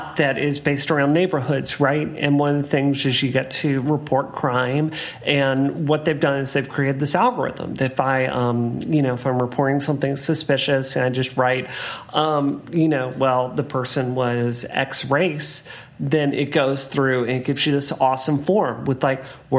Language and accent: English; Hattiesburg, Mississippi, United States; my hometown of Hattiesburg, Mississippi